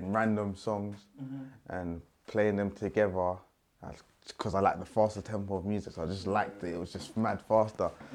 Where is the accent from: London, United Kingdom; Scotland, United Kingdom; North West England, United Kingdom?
London, United Kingdom; I'm from South